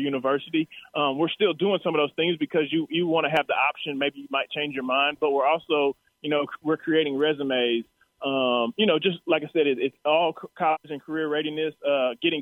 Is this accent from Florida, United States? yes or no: no; Texas, United States; I was here from Texas